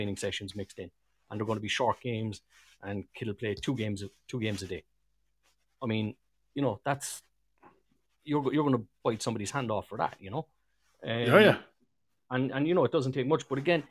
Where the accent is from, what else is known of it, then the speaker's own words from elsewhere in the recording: Cork, Munster, Ireland; accent: Cork; only one of them had enough English to translate my Cork accent.